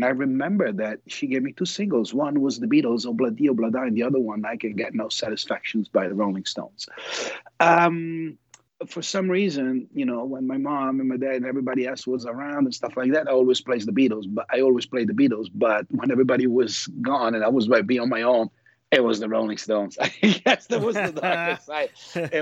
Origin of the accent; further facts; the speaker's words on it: Milan, Lombardy, Italy; moved away as an adult; also born or lived in New York, United States; now in United States; I grew up in Italy. I was born in Milan, and I lived, for a lot of years over there. And then I moved, when I turned 20 to the States, to New York.